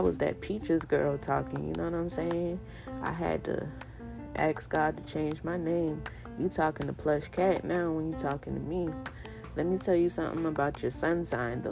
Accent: Charleston, South Carolina, United States; accent: Geechee; I'm from Charleston, South Carolina, and I'm Geechee at the soul of me

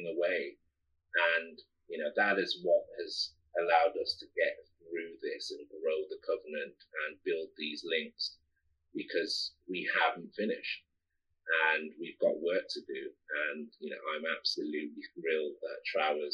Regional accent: Midlands, United Kingdom; I'm from the Midlands.

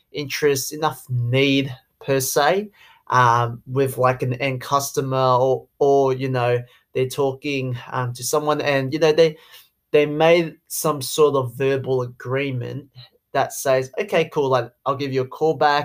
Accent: Sydney, New South Wales, Australia; accent: Aussie; I'm Chinese. I grew up in Australia, born in Sydney

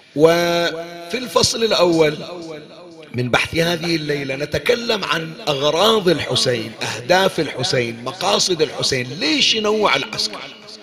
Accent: Bahrain; عندنا بالبحرين

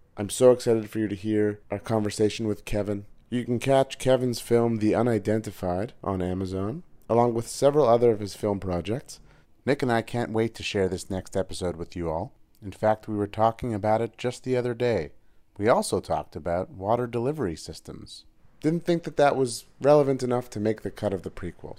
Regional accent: Montreal, Quebec, Canada; recording from Montreal, Canada, my hometown.

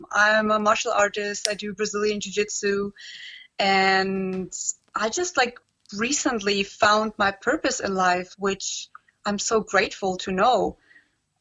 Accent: Germany; also born or lived in Transylvania, Romania; now in Heidelberg, Germany; I was born there, but my parents sort of like went back to Germany when I was very little, just 1 year old. Mm. So I grew up here in Germany.

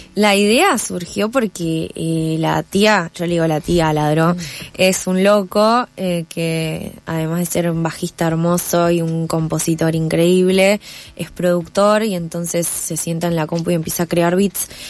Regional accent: Necochea, Buenos Aires Province, Argentina; now in Buenos Aires, Argentina; yo soy de Necochea

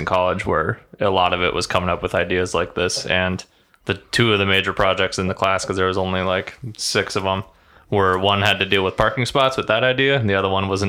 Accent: Nebraska, United States; Fellow Nebraskan.

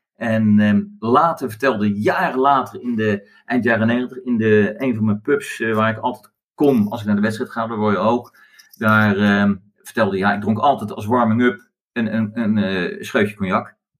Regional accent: Netherlands; ik kom uit Nederland

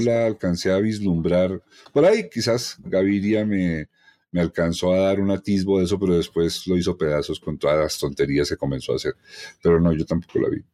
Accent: Colombia; todos somos colombianos

